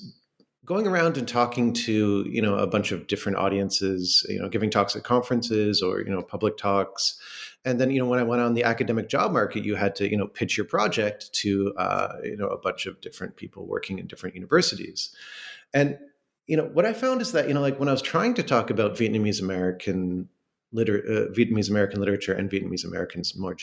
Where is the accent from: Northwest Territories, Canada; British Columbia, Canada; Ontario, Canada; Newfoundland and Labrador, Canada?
Ontario, Canada; Toronto; moved away as an adult; also born or lived in Minnesota; now in Stony Brook, United States; I'm from Toronto, which is a city in Canada